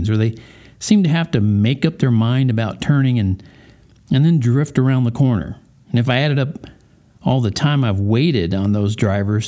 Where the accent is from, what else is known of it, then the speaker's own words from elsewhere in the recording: Colorado Springs, Colorado, United States; here in my hometown of Colorado Springs